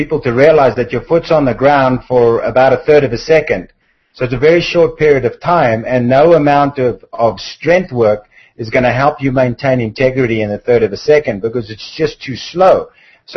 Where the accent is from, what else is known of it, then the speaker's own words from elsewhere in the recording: South Africa; moved away; I come from South Africa originally